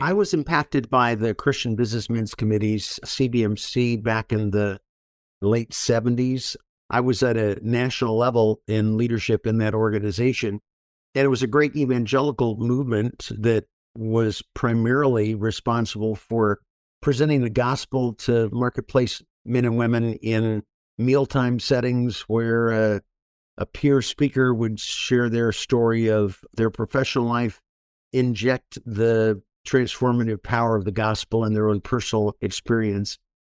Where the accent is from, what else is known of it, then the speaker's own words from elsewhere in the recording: Orange County, California, United States; Born and raised in Orange County, California.